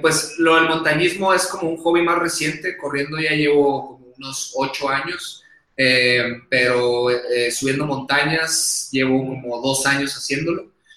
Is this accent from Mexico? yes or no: yes; Hermosillo, Sonora, Mexico; accent: acento golpeado de vaquero; now in Mexico City, Mexico; me van a escuchar acento golpeado de vaquero, porque soy de Sonora, soy del norte, Hermosillo